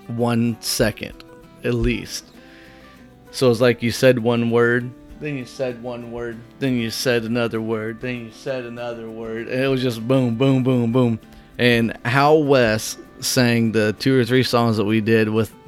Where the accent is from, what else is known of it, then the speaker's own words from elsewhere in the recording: Whitehall, United States; also born or lived in Ottawa, Illinois; So I moved back to Whitehall from Ottawa